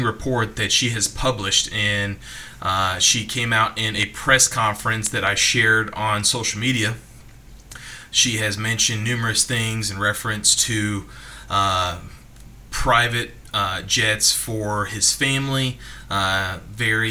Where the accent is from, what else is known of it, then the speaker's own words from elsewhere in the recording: the South, United States; a young kid growing up in the South